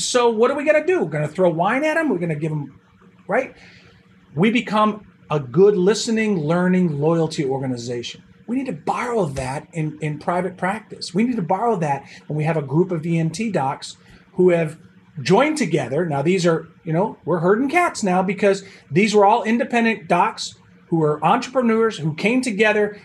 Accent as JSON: {"language": "English", "town": "Buffalo", "region": "New York", "country": "United States", "moved": "yes", "said": "I'm originally from Buffalo, New York, so I'm a Bills fan"}